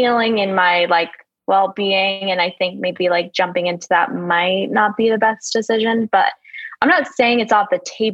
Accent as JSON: {"language": "English", "region": "Vermont", "country": "United States", "also_born_or_lived": "Mississippi", "moved": "as an adult", "lives_now": "Houston, United States"}